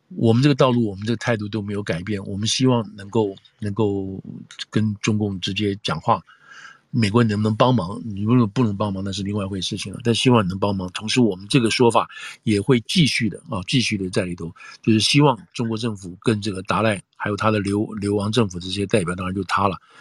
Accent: Taiwan; now in United States; 我的背景是台湾来的

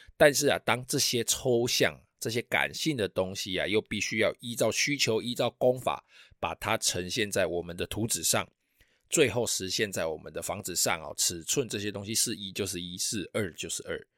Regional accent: Taiwan; 我们台湾人

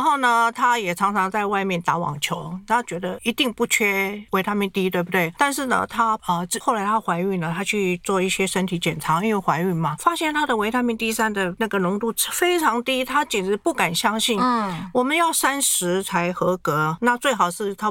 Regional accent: Taiwan; 我们台湾人一定要一颗里面什么都有

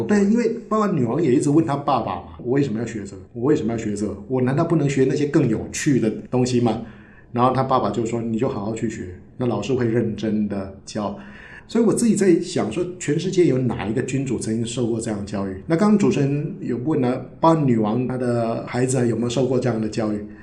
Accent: Taiwan; 对我们台湾人来讲，我们没有王室的传统

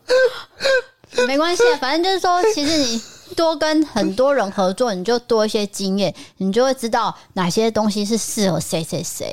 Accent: Taipei, Taiwan; moved away as an adult; also born or lived in Tainan; 我从幼稚园就是在台北

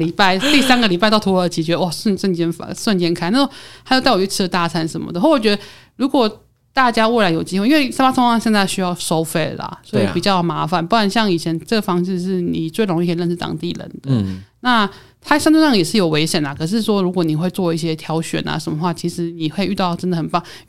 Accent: Taiwan; 所以我觉得我有时候觉得他们跟我们台湾人好像，有时候啦

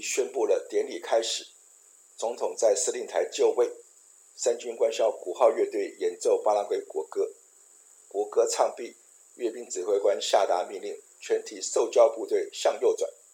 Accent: Taiwan; moved away as an adult; now in Paraguay; 有很多在台湾当兵的故事

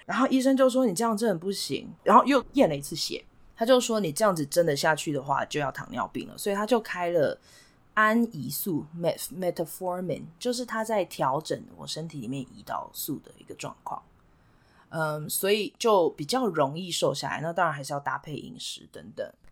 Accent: Kaohsiung, Taiwan; moved away as an adult; also born or lived in India / Hsinchu, Taiwan; now in United States; 我从小是在高雄长大

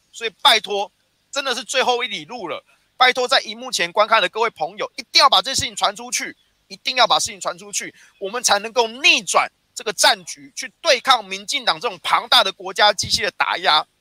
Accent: Taiwan; 我们台湾人

